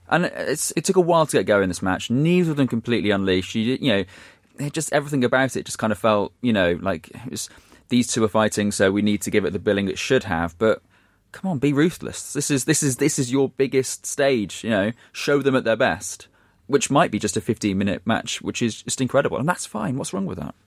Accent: Shrewsbury, West Midlands, United Kingdom; my hometown team, Shrewsbury

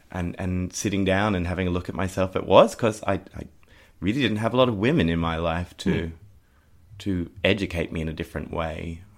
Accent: Cronulla, New South Wales, Australia; For me, growing up in Cronulla in the Shire, in a sort of very religious place

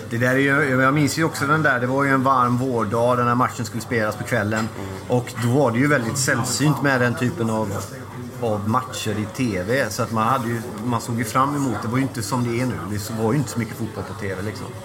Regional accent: Sweden; Jag är förfärligt svensk. Ja, på gott och ont kan man säga.

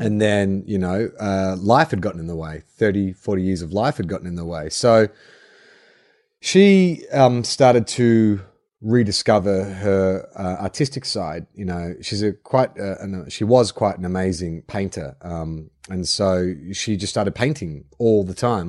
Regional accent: Melbourne, Victoria, Australia; now in Sydney, Australia; I grew up in Melbourne

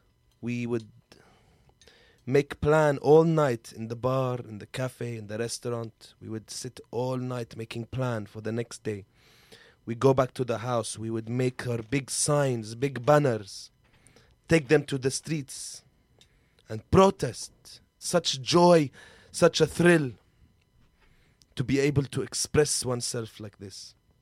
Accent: Aleppo, Aleppo Governorate, Syria; English is a second language; I am from Halab. Aleppo. You call it Aleppo here? {S5} Aleppo? {S3} Aleppo. We have problem with the B and P. Aleppo. I'm from Aleppo. And I'm from the first group of protesters in Syria.

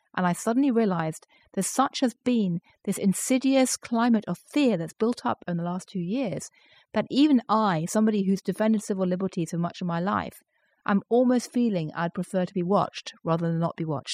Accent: London, United Kingdom; moved away as an adult; also born or lived in former Soviet Union; now in New York, United States; I grew up in London with the I R A bombing us all the time

